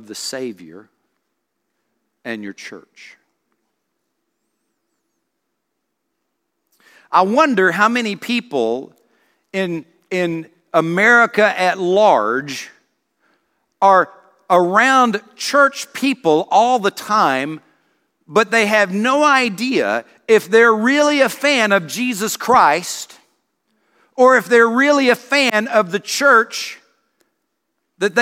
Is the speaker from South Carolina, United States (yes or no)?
yes; South Carolina, United States; I grew up in South Carolina